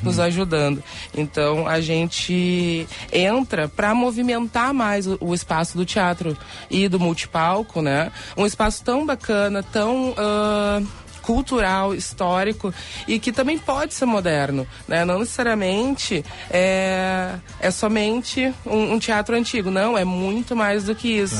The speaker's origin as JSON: {"language": "Portuguese", "region": "Rio Grande do Sul", "country": "Brazil", "tie": "born or raised there", "said": "desde pequena, como gaúcha, eu já ia para a escola como prenda"}